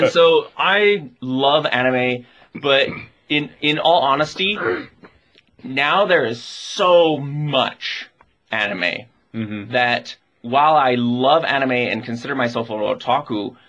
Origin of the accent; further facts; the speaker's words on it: United States; I am an American otaku